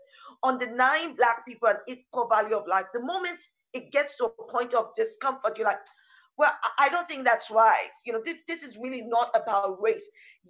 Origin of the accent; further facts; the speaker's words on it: Nigeria; also born or lived in East Africa / United States; now in United Kingdom; So I grew up partly in Nigeria. We also moved for a while to East Africa. And in the States on some of my younger years, and in the United Kingdom for most of my adult life.